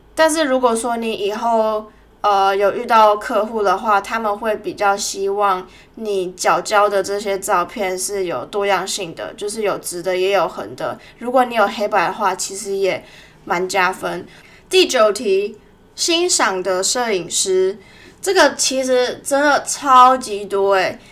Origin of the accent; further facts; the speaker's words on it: Tainan, Taiwan; moved away as an adult; now in Melbourne, Australia; 两年多前，在我老家台南的时候，我去了一家婚纱摄影公司实习